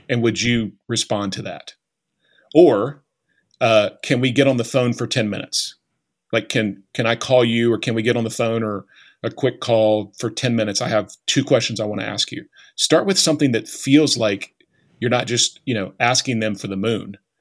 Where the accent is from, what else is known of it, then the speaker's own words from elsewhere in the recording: Bristow, Oklahoma, United States; I grew up just outside of Tulsa